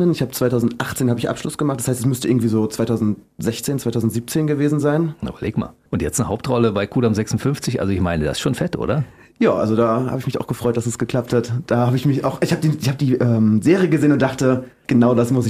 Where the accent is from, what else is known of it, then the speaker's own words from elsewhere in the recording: Rostock, Mecklenburg-Vorpommern, Germany; moved away as an adult; now in Berlin, Germany; Nee, ich wohne jetzt ähm, seit zehn Jahren in Berlin. Ich komme eigentlich aus Rostock.